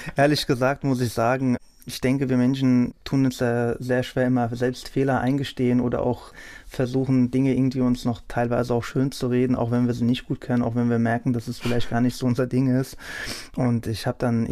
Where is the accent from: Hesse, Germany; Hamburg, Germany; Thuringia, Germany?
Hesse, Germany; Hattersheim am Main; also born or lived in Frankfurt-Unterliederbach; ich bin da in Unterliederbach aufgewachsen, bin aber dann mit fünf Jahren nach Hattersam am Main gezogen, wo ich auch bis dato noch verweile